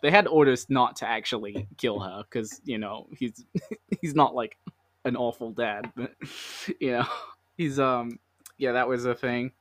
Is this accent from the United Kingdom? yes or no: yes; London, United Kingdom; I'm from London